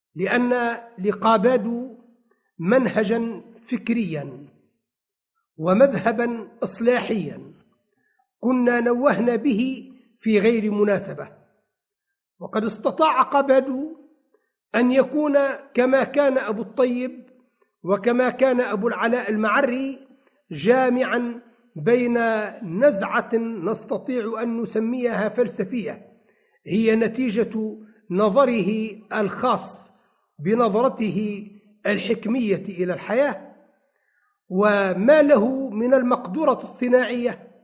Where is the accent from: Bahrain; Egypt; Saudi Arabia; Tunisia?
Tunisia; عندنا بتونس